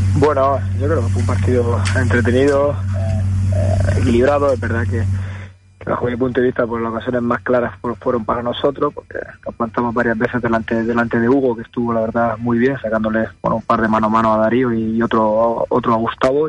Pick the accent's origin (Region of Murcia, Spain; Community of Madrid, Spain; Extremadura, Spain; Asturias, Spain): Region of Murcia, Spain; Murcia; Yo, yo soy de Murcia